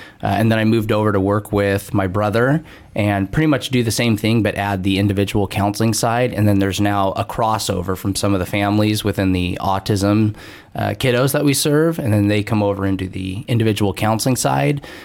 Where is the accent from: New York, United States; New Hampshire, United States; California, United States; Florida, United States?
California, United States; Fresno; I'm born and raised in Fresno